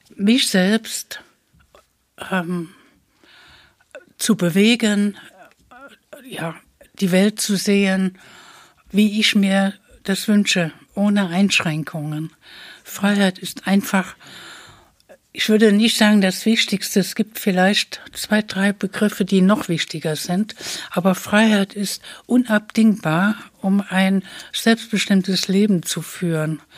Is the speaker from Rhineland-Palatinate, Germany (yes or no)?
yes; Trier, Rhineland-Palatinate, Germany; moved away as an adult; also born or lived in Saxony; now in Dresden, Germany; ich bin eine Frau aus Westdeutschland. Ich komme also aus Trier